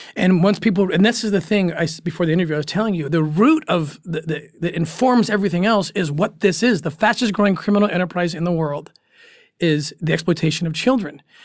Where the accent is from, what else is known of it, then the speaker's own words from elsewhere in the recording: United States; being an American